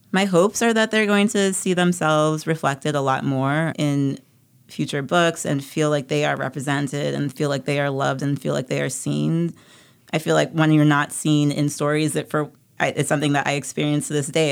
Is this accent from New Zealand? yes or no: no; U.S. Virgin Islands; feeling very isolated and very bullied growing up on Saint Thomas